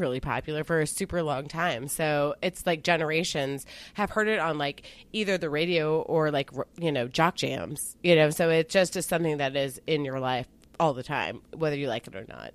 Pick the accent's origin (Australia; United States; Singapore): Singapore; I'm Singaporean